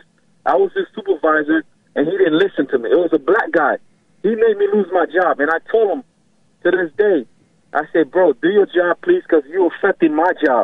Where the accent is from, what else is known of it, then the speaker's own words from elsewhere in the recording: Haiti; also born or lived in Miami, United States; now in Orlando, United States; I was born in Haiti. My parents are from Haiti